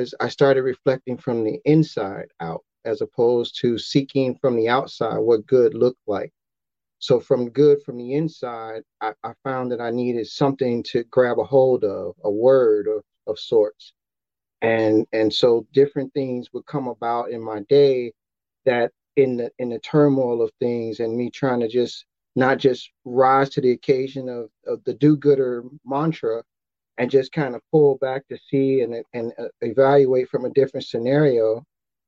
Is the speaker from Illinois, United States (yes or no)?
yes; Chicago, Illinois, United States; I'm from Chicago